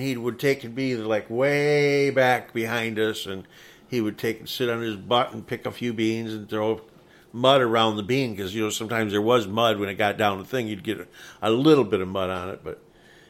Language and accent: English; Erie, Michigan, United States; also born or lived in Deerfield, Michigan; I actually was born and raised in, as a kid, in Erie, Michigan. My father was the mailman there.